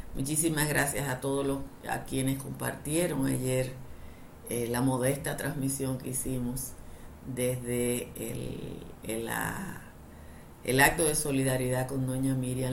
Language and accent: Spanish; Dominican Republic